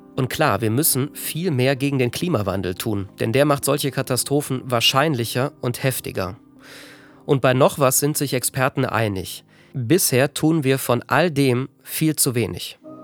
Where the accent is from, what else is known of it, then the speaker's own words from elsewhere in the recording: Ahr Valley, Rhineland-Palatinate, Germany; Im Ahrtal, in meiner Heimat